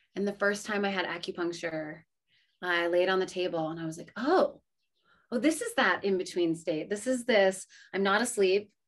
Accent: New England, United States; Growing up in New England

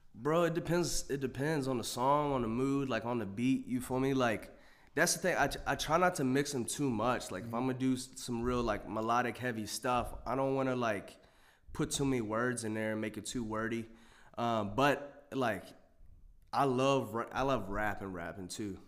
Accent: Waynesboro, Virginia, United States; now in Harrisonburg, United States; I'm from a city. It's called Waynesboro, Virginia.

